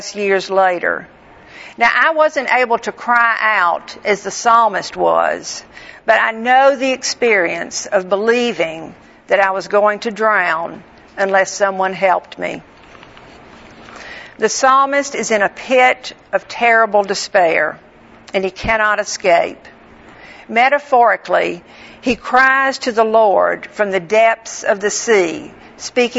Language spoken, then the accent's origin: English; Northwest Florida, United States; I grew up in Northwest Florida